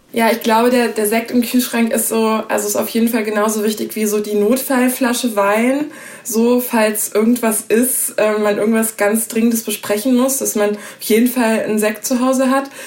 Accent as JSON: {"language": "German", "region": "Hesse", "country": "Germany", "tie": "born or raised there", "said": "Ich bin in Hessen aufgewachsen"}